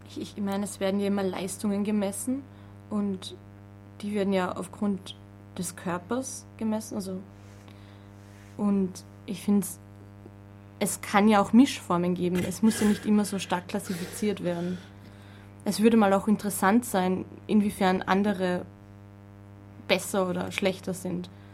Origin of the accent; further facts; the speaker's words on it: Vienna, Austria; Ich komme aus, komm aus Wien